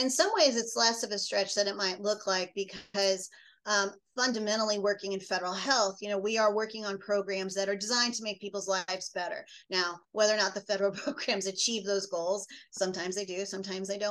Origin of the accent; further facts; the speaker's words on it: Midwest, United States; as a Midwesterner